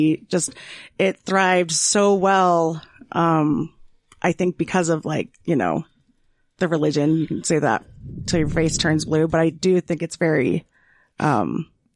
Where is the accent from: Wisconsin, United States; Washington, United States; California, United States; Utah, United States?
Utah, United States